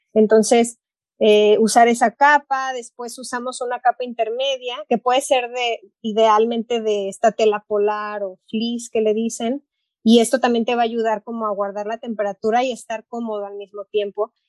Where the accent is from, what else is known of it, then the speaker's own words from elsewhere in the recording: Puerto Vallarta, Jalisco, Mexico; moved away as an adult; now in Ann Arbor, United States; Yo crecí en la playa en Puerto Vallarta, entonces crecí acampando